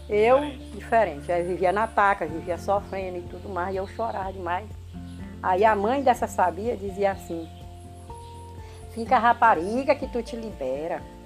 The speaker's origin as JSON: {"language": "Portuguese", "country": "Brazil", "tie": "born or raised there", "said": "outro lugarzinho pegado onde eu fui criada, no Achado"}